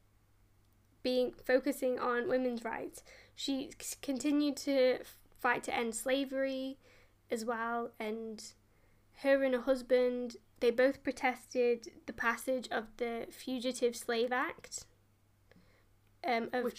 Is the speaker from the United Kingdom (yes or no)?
yes; United Kingdom; we are British